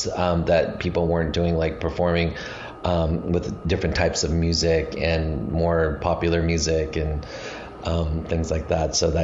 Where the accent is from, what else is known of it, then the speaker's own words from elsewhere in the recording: Reno, Nevada, United States; moved away as an adult; also born or lived in Montana / Bay Area, California; I was born in Montana. I grew up in Reno, Nevada.